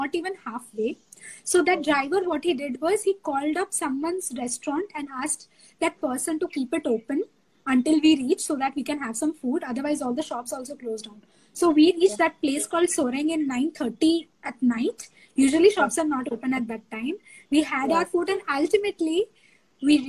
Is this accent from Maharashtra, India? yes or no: no; Kolkata, West Bengal, India; in Calcutta, in my hometown